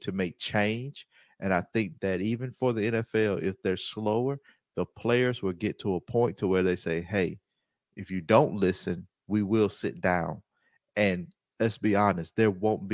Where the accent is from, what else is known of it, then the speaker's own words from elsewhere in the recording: the Deep South, United States; I grew up in the South, deep South